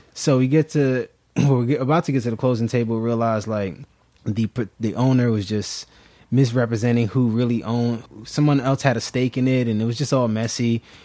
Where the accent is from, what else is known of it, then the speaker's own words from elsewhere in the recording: New York City, New York, United States; moved away as an adult; also born or lived in Germantown, Philadelphia; now in Philadelphia, United States; I'm originally from Brooklyn, New York